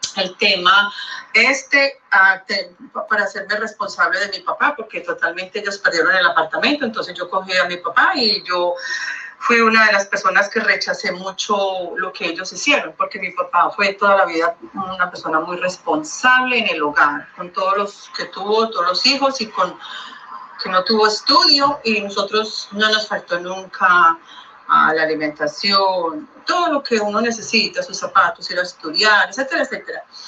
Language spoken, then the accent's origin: Spanish; Colombia; now in Miami, United States; yo soy colombiana